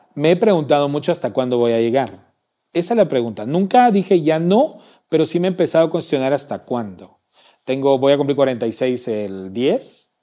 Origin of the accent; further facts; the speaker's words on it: Salamá, Baja Verapaz, Guatemala; moved away; mi tierra es muy caliente muy caliente. Salamá es muy caliente